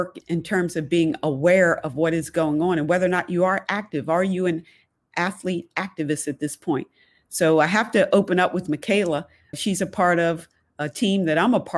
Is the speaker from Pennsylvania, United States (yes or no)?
yes; Philadelphia, Pennsylvania, United States; we're from Philadelphia